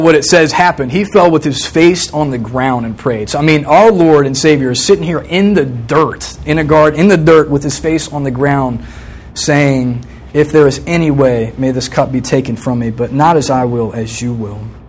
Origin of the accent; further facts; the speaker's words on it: Virginia Beach, Virginia, United States; I grew up in Virginia Beach, st- same house my whole life until I came to college from the time I was three to the time I was 21